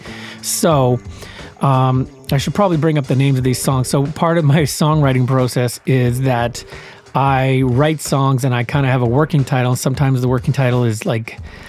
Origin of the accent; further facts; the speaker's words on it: Winnipeg, Manitoba, Canada; moved away as an adult; also born or lived in Brandon, Manitoba; now in Vancouver, Canada; I lived in Winnipeg all through up until the end of grade 7.